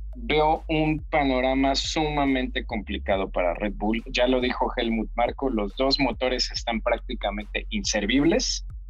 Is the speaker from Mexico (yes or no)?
yes; Mexico; a los mexicanos de ahorita